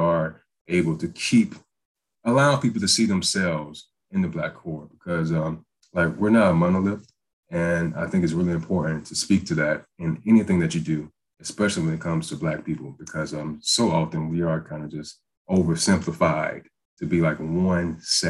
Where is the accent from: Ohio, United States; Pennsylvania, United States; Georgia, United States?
Georgia, United States; Waynesboro; moved away as an adult; also born or lived in Valdosta, Georgia; I'm from Waynesboro, Georgia, very, very, very small town